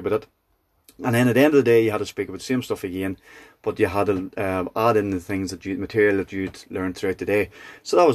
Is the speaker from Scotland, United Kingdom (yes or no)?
no; Kildress, Northern Ireland, United Kingdom; I'm from Kildress in County Tyrone.